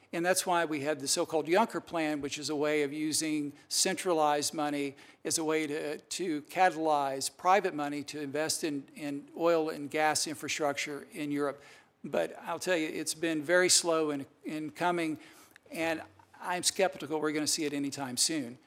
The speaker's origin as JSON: {"language": "English", "region": "Kentucky", "country": "United States", "tie": "born or raised there", "moved": "yes", "lives_now": "Virginia, United States", "said": "I was, uh, born and raised in Kentucky and I now live in Virginia"}